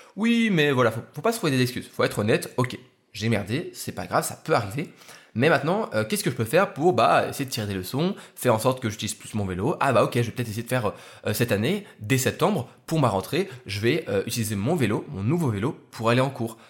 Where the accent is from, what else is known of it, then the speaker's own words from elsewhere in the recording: Lyon, Auvergne-Rhône-Alpes, France; je suis rentré sur, sur Lyon, dans ma ville, ma ville natale